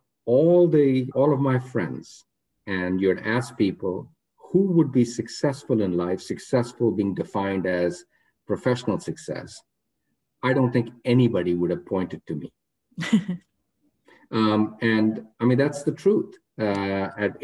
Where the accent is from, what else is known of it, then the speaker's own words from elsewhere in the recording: Rohtak, Haryana, India; I grew up in a town called Rohtak, which is 40 miles west of New Delhi